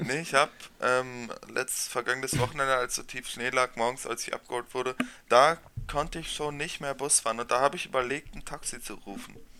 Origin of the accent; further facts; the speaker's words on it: neighbouring village of Nordwalde, North Rhine-Westphalia, Germany; Ich komme aus dem Nachbarort